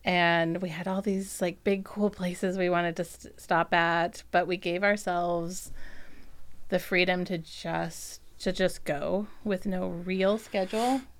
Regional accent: Virginia, United States; also born or lived in Pennsylvania; I was born in Virginia

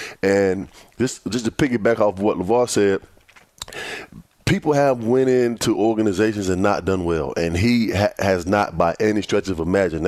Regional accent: Virginia Beach, Virginia, United States; I'm from Virginia Beach, and I don't know what it is, but my city and my town, they're heavy Washington Commanders and Dallas Cowboys fans.

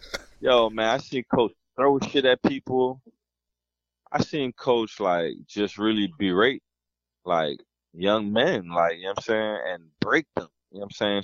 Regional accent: Mount Vernon, New York, United States; also born or lived in London / Jamaica; being a kid growing up in Mount Vernon

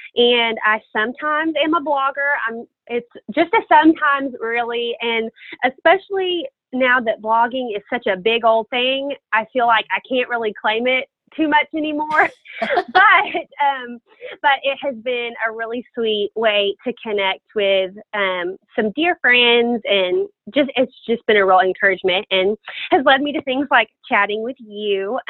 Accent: France; born there; all of my family is from England, and I was born in France.

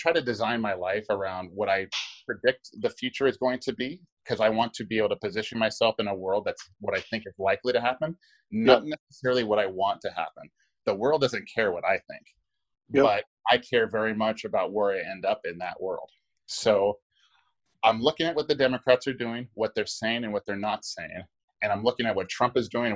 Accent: Hawaii, United States; I'm from Hawaii

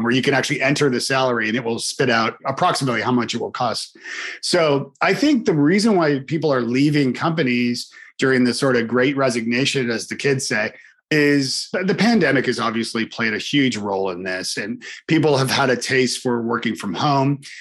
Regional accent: Canada; I'm Canadian

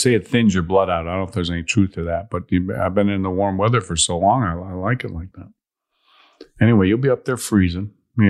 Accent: Chicago, Illinois, United States; I'm from Chicago.

